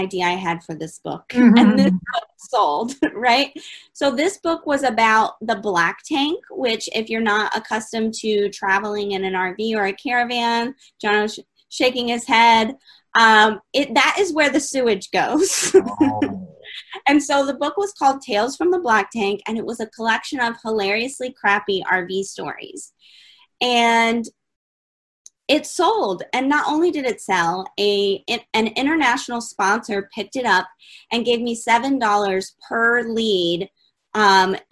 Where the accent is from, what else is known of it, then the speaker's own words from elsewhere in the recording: Detroit, Michigan, United States; So I was born in Detroit, Michigan on a rainy day. So clearly I'm from the States